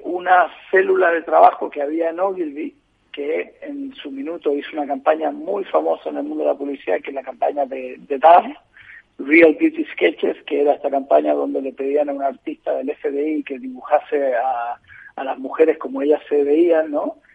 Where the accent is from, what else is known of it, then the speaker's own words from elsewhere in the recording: Chile; moved away as an adult; also born or lived in Spain; now in Madrid, Spain; aunque soy chileno y llevo 20 años en España